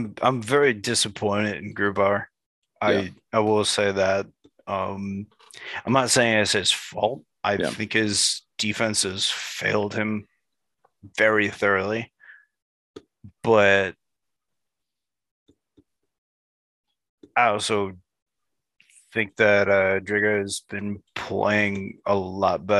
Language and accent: English; Chicago, Illinois, United States; now in Seattle, United States; I'm from Chicago